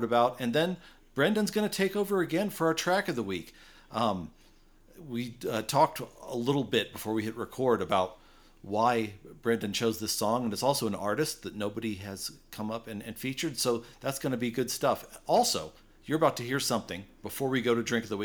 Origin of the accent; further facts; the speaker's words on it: United States; I'm an American